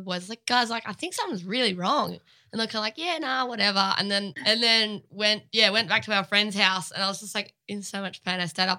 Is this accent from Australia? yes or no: yes; area near Lennox Head, New South Wales, Australia; also born or lived in Laverton / St. Kilda; now in Melbourne, Australia; I grew up, like, I met Bryce when I was, like, 13 or 14, again, like, up home, because he's from Lennox Head, which is, like, a similar area, like, super coastal vibes